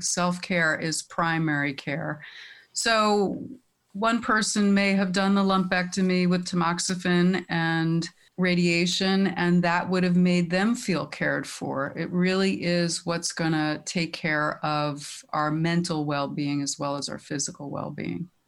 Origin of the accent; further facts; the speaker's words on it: Teaneck, New Jersey, United States; I grew up in Teaneck. I'm, I'm back in Bergen County